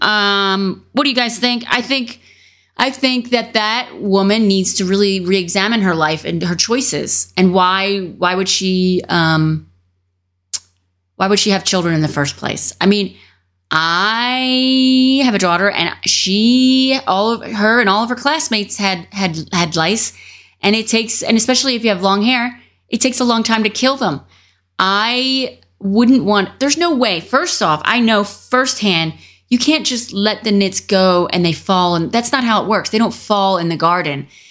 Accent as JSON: {"language": "English", "town": "Philadelphia", "region": "Pennsylvania", "country": "United States", "said": "I'm from the Philadelphia region"}